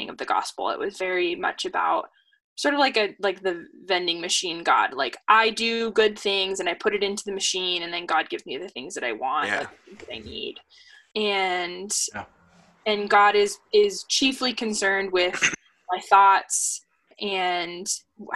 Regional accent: Seattle, Washington, United States; living and growing up in Seattle and going to public school in Seattle

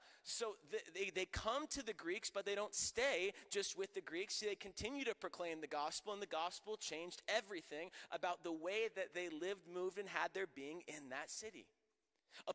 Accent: Tampa, Florida, United States; moved away; I'm from Tampa, Florida, and before Tom Brady was there, I was there.

